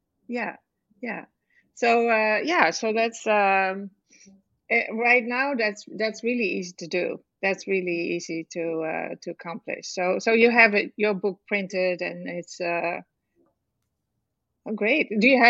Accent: Netherlands; moved away as an adult; now in United States; Well, I am originally from the Netherlands, which is a country in Europe. Have you heard about that?

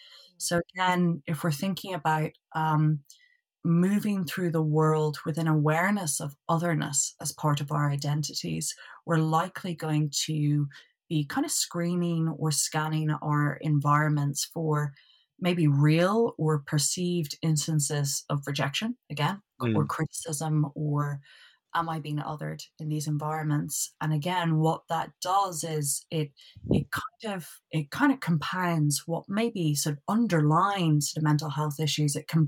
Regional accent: Dublin, Leinster, Ireland; moved away as an adult; So originally from Dublin, and lived in Dublin up until, I believe I was about 23.

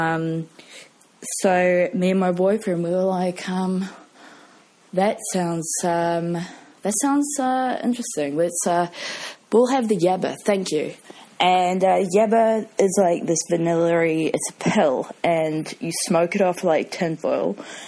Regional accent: New Zealand; also born or lived in United Kingdom; I'm from New Zealand, as you can probably gather. I lived in the UK for a year and 9 months

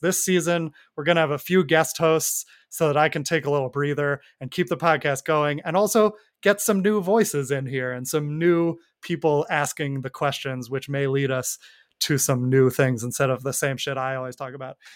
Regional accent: New York, United States; I grew up in New York

